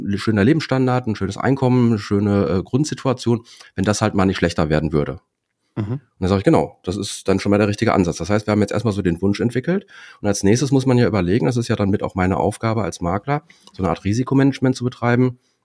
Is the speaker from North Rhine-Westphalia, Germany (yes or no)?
yes; Dortmund, North Rhine-Westphalia, Germany; komme aus Dortmund, bin selber zweifacher Vater, 45 Jahre alt.